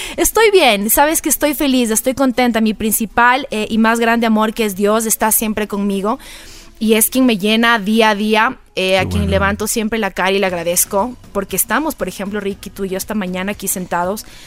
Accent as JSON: {"language": "Spanish", "town": "Manta", "region": "Manabí", "country": "Ecuador", "tie": "born or raised there", "also_born_or_lived": "Quito", "said": "me crié en Playa Murciélago, en Manta"}